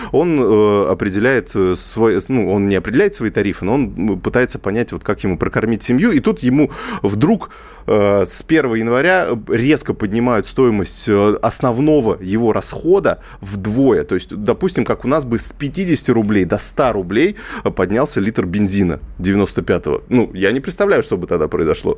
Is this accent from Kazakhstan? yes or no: yes; Kazakhstan; я просто сам из Казахстана